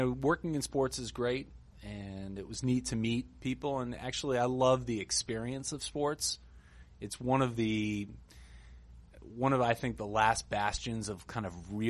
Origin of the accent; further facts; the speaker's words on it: New York, United States; Grew up in New York